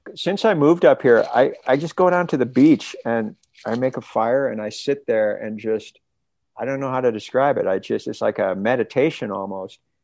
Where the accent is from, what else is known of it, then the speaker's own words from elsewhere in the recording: Canada; also born or lived in Los Angeles, California; now in British Columbia, Canada; I'm Canadian